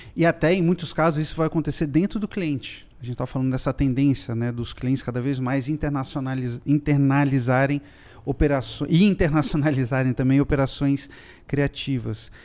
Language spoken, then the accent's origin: Portuguese; Brazil; eu sou um caricaturista brasileiro